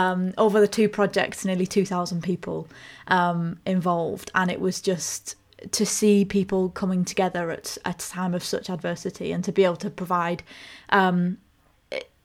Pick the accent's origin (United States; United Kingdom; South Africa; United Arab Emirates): United Kingdom; Ulverston, North West England; moved away as an adult; I grew up in Cumbria and moved away when I was 18.